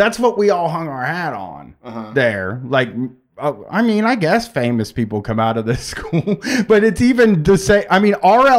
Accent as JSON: {"language": "English", "town": "Groveport", "region": "Ohio", "country": "United States", "tie": "born or raised there", "said": "I remember growing up in Groveport"}